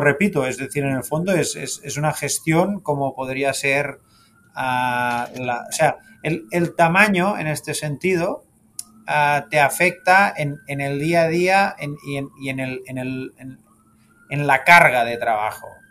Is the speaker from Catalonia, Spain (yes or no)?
yes; Sabadell, Catalonia, Spain; moved away as an adult; also born or lived in Barcelona; now in Miami, United States; yo nací en, Barcelona, siempre em, he sido seguidor del club, también del Sabadell que es el equipo de, mi ciudad natal